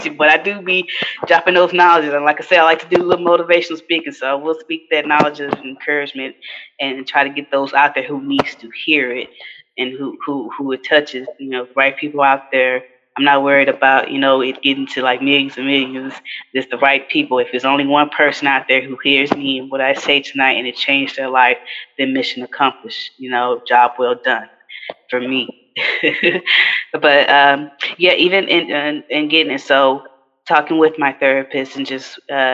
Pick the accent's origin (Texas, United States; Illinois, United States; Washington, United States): Texas, United States; Houston; I'm from Fifth Ward, he's from Third Ward, and so we're right down the street from each other in Houston